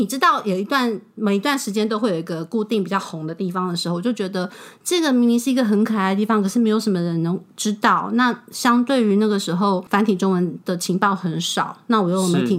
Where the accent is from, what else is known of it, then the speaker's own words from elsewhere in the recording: Taiwan; 就觉得这是一块能够让身为台湾人的我出来旅行时